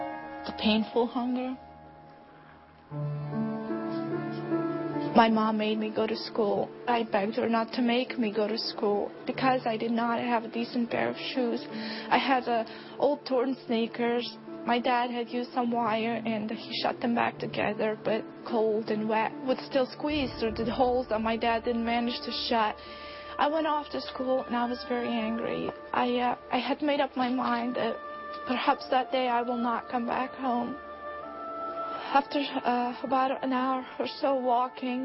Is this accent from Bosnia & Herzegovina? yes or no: yes; Bosnia & Herzegovina; I was born and raised in Bosnia, a country torn with war and just pure devastation